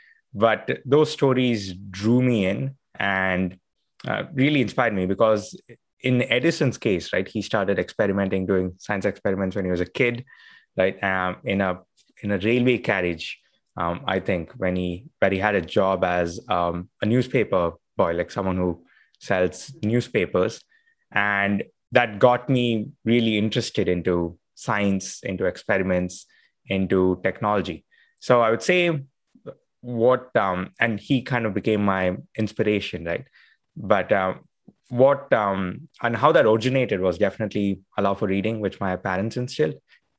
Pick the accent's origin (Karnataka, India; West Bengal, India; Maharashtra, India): Karnataka, India; Bengaluru; So I used to spend my allowance growing up in Bangalore, India, we used to call it pocket money.